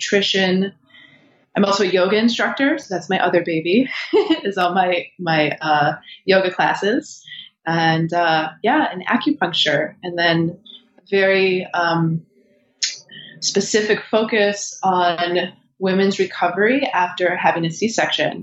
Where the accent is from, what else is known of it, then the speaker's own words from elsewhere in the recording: Michigan, United States; I'm originally from Michigan